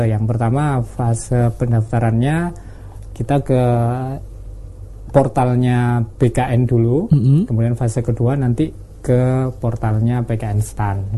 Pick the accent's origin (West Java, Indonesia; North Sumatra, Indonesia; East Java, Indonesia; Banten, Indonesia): East Java, Indonesia; Saya favorit karena saya Jawa Timur ya Mas, sukanya sih pecel